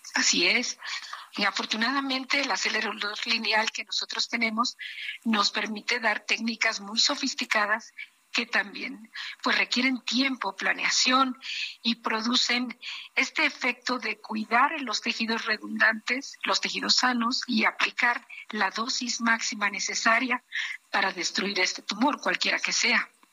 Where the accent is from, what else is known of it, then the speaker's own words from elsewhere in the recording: Mexico; como mexicana, como persona, como mujer, como médico